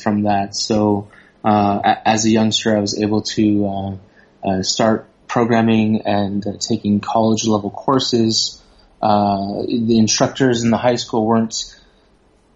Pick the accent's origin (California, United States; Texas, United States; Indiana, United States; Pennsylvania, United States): California, United States; Southern; moved away as an adult; now in Thailand; Growing up in Southern California, there was it was very diverse